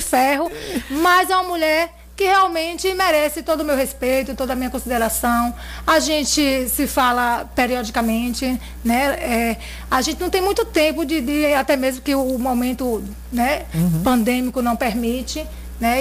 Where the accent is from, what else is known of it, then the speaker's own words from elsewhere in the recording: Riachão do Jacuípe, Bahia, Brazil; uma boa parte da minha infância foi na Rua do Motor